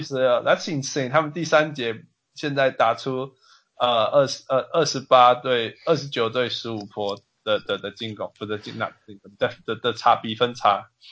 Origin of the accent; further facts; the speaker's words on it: Canada; I'm Canadian